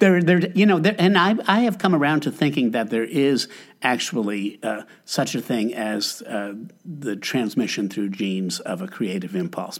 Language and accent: English; Albany, New York, United States; I grew up in Albany, New York